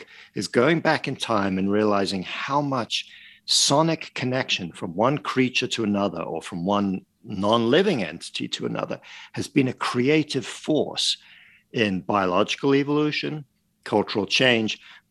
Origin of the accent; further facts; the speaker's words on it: Paris, Île-de-France, France; moved away; I grew up in Paris and in France